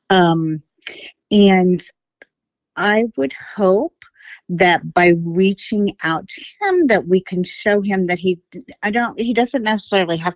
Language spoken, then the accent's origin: English; Florida, United States; also born or lived in West Virginia / Savannah; Um, well, I lived all over. I was born in Florida.